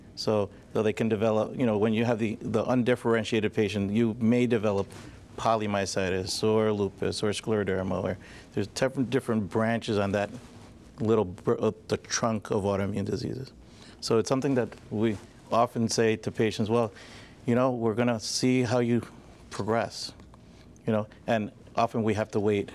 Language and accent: English; Long Island, New York, United States; moved away as an adult; also born or lived in Scranton area, Pennsylvania; now in Scranton, United States; I'm originally from Long Island, but I came to school to King's College